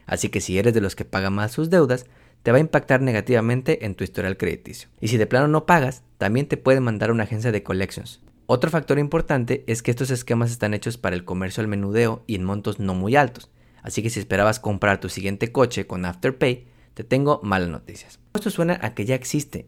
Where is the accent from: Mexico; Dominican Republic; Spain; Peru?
Mexico; now in Houston, United States; soy un economista mexicano host del Taco Financiero Podcast y vivo en la ciudad de Houston